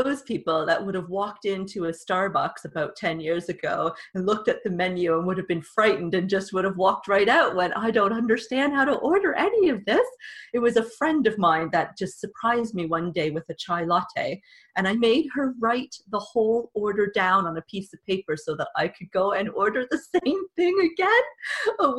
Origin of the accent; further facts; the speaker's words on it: Canada; accent: Canadian; now in England; you could probably tell from my accent that I'm also Canadian